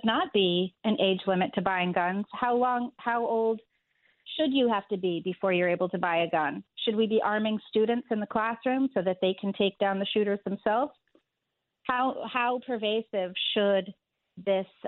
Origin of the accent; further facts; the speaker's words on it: Northeast Corridor, United States; now in New York City, United States; I grew up entirely in the Northeast Corridor